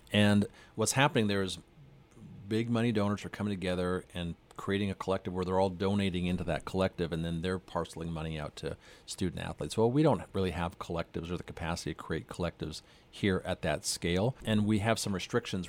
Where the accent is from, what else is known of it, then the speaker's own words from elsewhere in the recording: north of Edmonton, Alberta, Canada; moved away as an adult; also born or lived in Calgary, Alberta; now in San Marcos, United States; I grew up north of Edmonton